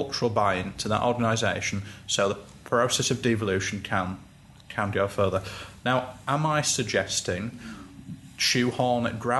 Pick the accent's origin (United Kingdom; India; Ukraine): United Kingdom; Pontefract, Yorkshire and the Humber; I'm from Pontefract